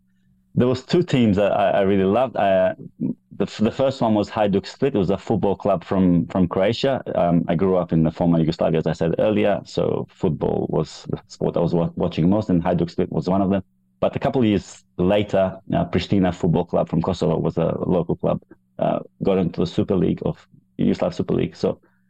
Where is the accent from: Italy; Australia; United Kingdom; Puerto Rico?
Australia; born there; Yeah, because I was born in Australia, I remember thinking a lot. I just wanted to be in Australia. I wanted to be back in Australia.